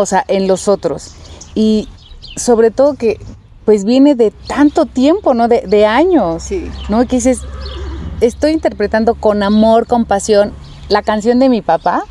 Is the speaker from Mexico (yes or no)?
yes; Mexico; nuestro México